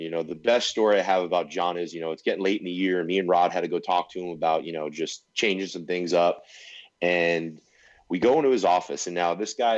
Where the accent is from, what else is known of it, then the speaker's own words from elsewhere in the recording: West Coast, United States; growing up on the West Coast